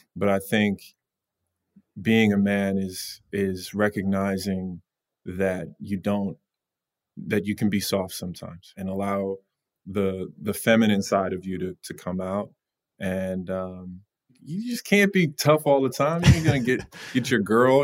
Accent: Long Island, New York, United States; grew up in Long Island.

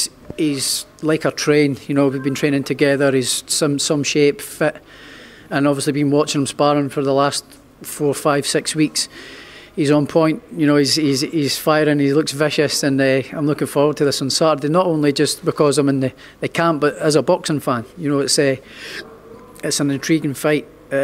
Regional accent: Scotland, United Kingdom; I'm from Scotland. We don't get any shows as it is up there.

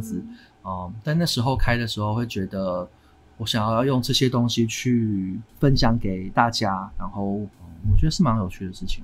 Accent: Taiwan; also born or lived in New York; 我在台湾就是长大这样子

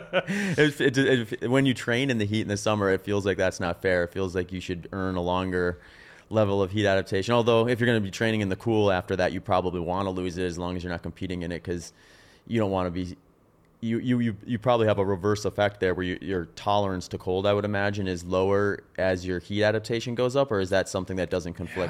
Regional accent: Wisconsin, United States; also born or lived in Phoenix; now in Austin, United States; growing up in Wisconsin, we had humid summers

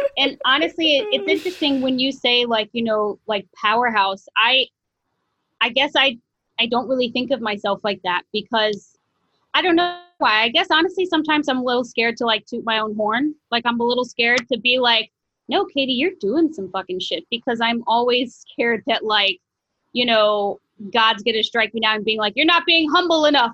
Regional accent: St. Louis, Missouri, United States; moved away as an adult; now in New York City, United States; I was actually born and raised in St. Louis

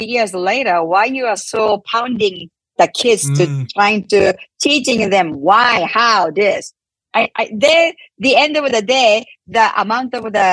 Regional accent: Japan; English is a second language; moved away as an adult; now in United States; I came to this country 31 years ago from Japan, I couldn't speak English this much.

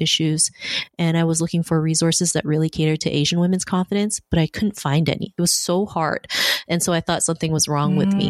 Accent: Toronto, Ontario, Canada; also born or lived in Philippines; I grew up in Toronto. I moved here when I was 7 from the Philippines

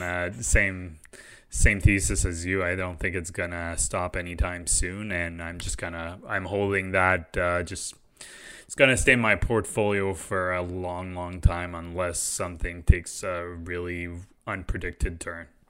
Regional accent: Canada; we're Canadian

